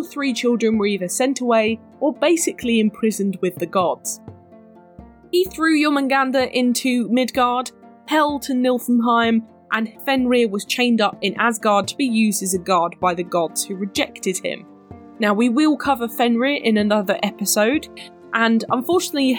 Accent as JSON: {"language": "English", "country": "United Kingdom", "said": "I'm very British"}